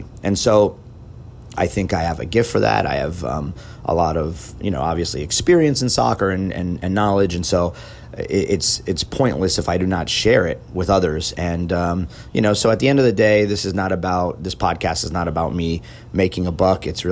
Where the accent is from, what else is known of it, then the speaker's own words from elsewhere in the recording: United States; a American and fan of the U.S. national team